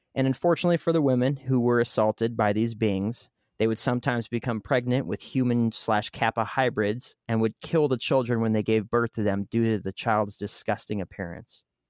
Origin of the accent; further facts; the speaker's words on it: United States; as American that speaks English